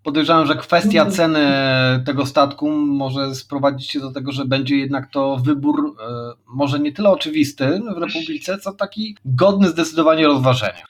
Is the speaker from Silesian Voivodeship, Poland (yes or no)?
no; Łomża, Podlaskie Voivodeship, Poland; faktycznie jestem z Łomży, północno-wschodnia Polska, piękne miasto